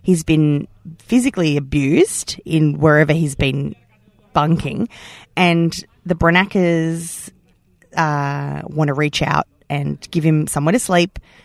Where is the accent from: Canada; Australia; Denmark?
Australia